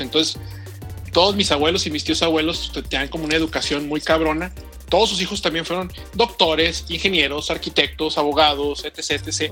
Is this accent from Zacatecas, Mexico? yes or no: no; Culiacán, Sinaloa, Mexico; nací en Culiacán, Sinaloa